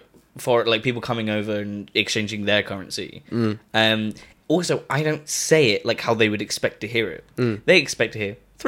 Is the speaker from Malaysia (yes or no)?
no; England, United Kingdom; The one that's set in a British village?